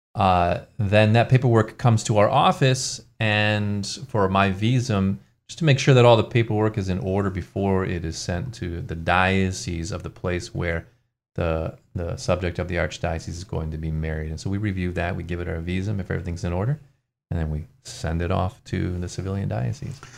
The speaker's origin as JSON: {"language": "English", "town": "Ann Arbor", "region": "Michigan", "country": "United States", "tie": "born or raised there", "said": "I grew up in Ann Arbor, Michigan"}